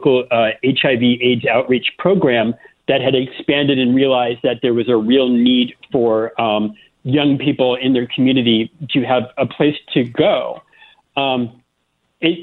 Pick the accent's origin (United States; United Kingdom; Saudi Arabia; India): United States; Florida; moved away as an adult; also born or lived in South Carolina; I grew up in Florida and started my career in South Carolina